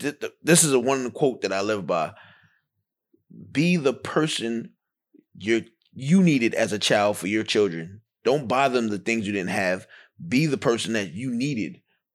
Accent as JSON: {"language": "English", "town": "New York City", "region": "New York", "country": "United States", "said": "I'm from Van Dyke Projects in Brownsville, Brooklyn."}